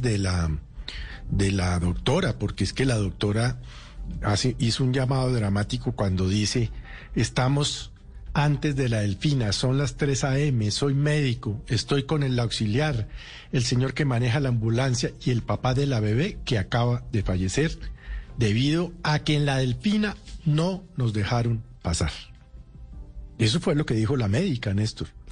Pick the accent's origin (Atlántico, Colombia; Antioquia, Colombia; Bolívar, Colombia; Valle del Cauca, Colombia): Valle del Cauca, Colombia; Cali; como caleños